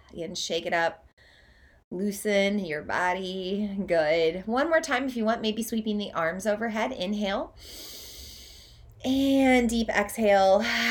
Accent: Oklahoma, United States; moved away as an adult; also born or lived in Southeast Iowa; now in Iowa, United States; I'm from Oklahoma. That's where I grew up. I now live in Southeast Iowa, but I spent the first eighteen years of my life in Oklahoma

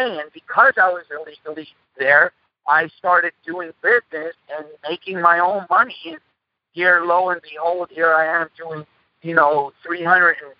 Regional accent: Montreal, Quebec, Canada; English is a second language; We grew up in a place called Point St. Charles in Montreal, Canada. Actually, I'm a Canuck myself. And like I always say, English was my third language.

